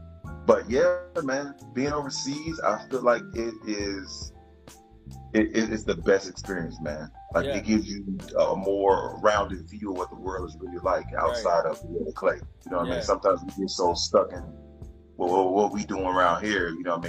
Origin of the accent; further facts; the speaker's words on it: Hinesville, Georgia, United States; also born or lived in Columbus, Georgia; But I was born there. We spend a lot of time overseas, but I say I'm from Hinesville, Savannah.